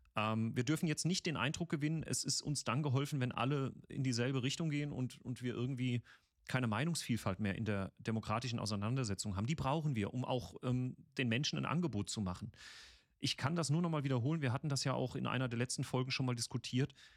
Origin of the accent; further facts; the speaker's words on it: Mannheim, Baden-Württemberg, Germany; moved away; wo ich herkomme, also Mannheimer Bub